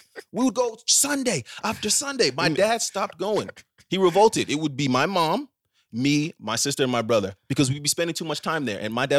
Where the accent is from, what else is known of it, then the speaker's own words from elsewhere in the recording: Ghana; no, I'm actually from Ghana.